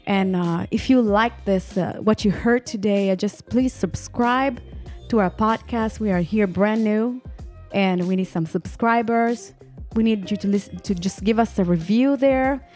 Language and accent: English; northern Italy, Italy; moved away; my husband and I were born and raised in Italy, in the northern I, Italy